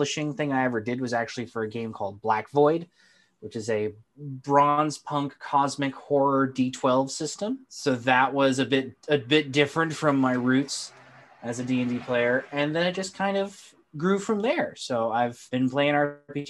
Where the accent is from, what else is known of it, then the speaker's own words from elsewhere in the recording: White Mountains, New Hampshire, United States; now in Manchester, United States; I am from New Hampshire, East Coast boy, born and raised, originally grew up in the White Mountains.